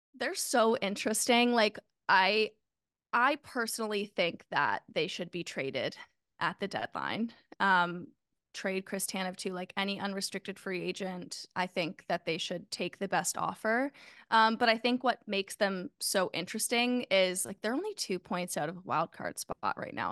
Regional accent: Canada; As a Canadian

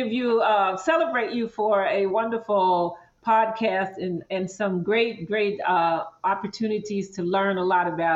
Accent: Mississippi Delta, southeast Arkansas, United States; I grew up right on the Louisiana border in southeast Arkansas near the Mississippi River

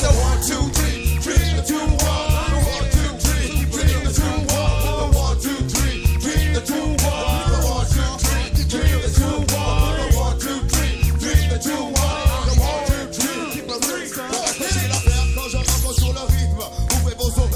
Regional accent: Philadelphia, Pennsylvania, United States; we're from Philadelphia

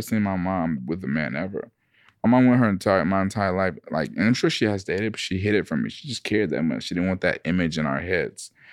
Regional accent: Atlanta, Georgia, United States; I'm from Atlanta

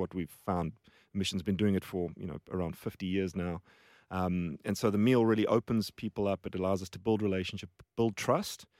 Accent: Johannesburg, Gauteng, South Africa; moved away as an adult; also born or lived in Cape Town; now in Australia; So, South Africa, born and raised.

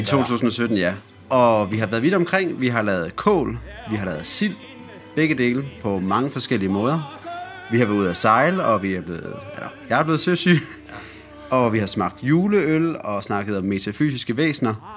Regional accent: Silkeborg, Central Denmark Region, Denmark; moved away; jeg har været hjemme på hjemmeegnen. Hjemme i, øh, hjemme i Silkeborg

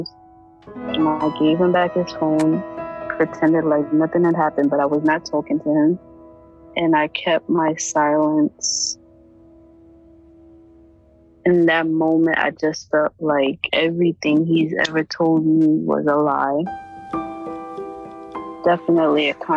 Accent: New York City, New York, United States; I'm 18 years old and I'm from Brooklyn, New York

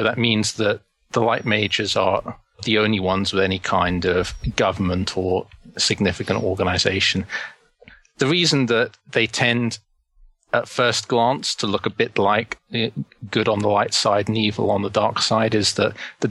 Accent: London, United Kingdom; I grew up in London and spent pretty much all of my childhood there.

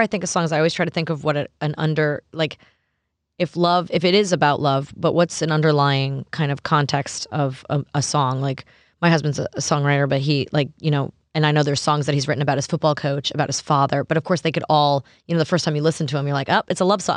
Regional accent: Long Island and Manhattan, New York, United States; moved away as an adult; also born or lived in Los Angeles; now in Nashville, United States; I grew up in New York on Long Island and Manhattan, and then moved to L A when I was twenty

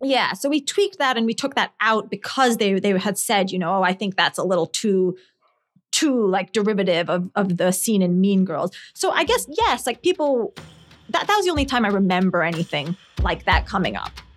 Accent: Scotland, United Kingdom; moved away; also born or lived in New Jersey, United States; I grew up in Scotland

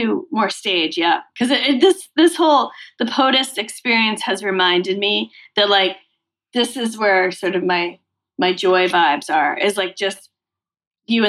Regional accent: Massachusetts, United States; I grew up in Massachusetts

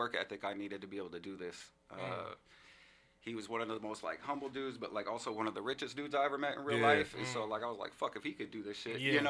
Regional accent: Tacoma, Washington, United States; also born or lived in Seattle, Washington; So I grew up on the South End, Puyallup, Tacoma.

